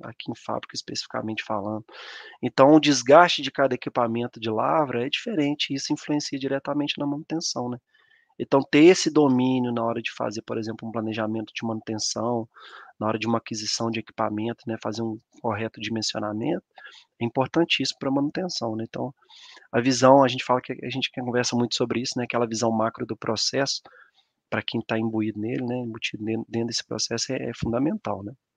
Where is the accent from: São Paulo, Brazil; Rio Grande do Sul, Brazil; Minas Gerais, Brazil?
Minas Gerais, Brazil; São João del-Rei; moved away as an adult; also born or lived in Conselheiro Lafaiete; eu sou natural de São João del Rei, né? A cidade aqui do interior de Minas Gerais